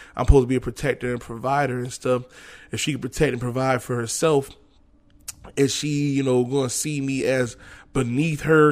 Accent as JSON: {"language": "English", "region": "New York", "country": "United States", "also_born_or_lived": "Florida", "moved": "as an adult", "said": "I'm coming from New York"}